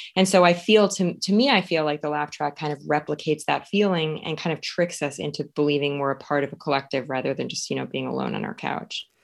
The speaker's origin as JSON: {"language": "English", "town": "Suring", "region": "Wisconsin", "country": "United States", "tie": "born or raised there", "moved": "as an adult", "said": "I grew up as a ten-year-old dummy in a very rural town in Wisconsin"}